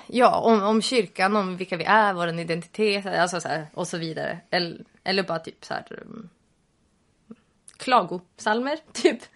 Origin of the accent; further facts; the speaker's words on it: Sweden; Vi är svenskar